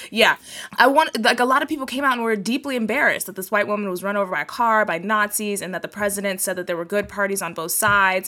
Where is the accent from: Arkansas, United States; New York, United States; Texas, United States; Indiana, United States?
Texas, United States; I'm from Texas, so I grew up speaking Spanish that I learned from people from Mexico.